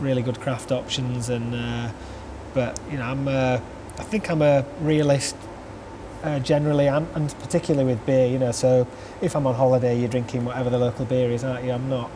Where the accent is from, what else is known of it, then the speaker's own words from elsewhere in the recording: Huddersfield, Yorkshire and the Humber, United Kingdom; I'm from Huddersfield and I created a, a brewery here.